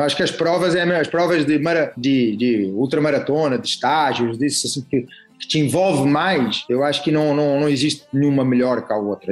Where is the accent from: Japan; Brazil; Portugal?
Portugal; a gente é português